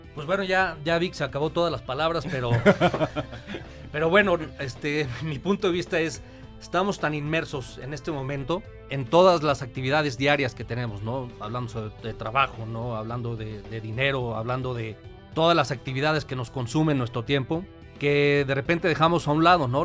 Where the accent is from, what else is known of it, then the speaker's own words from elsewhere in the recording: Mexico City, Mexico; moved away as an adult; now in Querétaro, Mexico; yo soy originario de la Ciudad de México